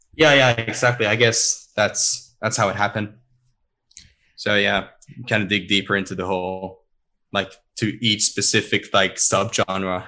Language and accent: English; Sweden; now in Stockholm, Sweden; my hometown. That's also like two two and a half hours ish